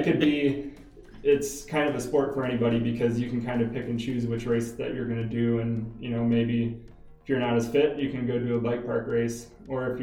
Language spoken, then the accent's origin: English; Iowa, United States; moved away as an adult; also born or lived in Boulder, Colorado; now in Colorado, United States; I'm from Iowa.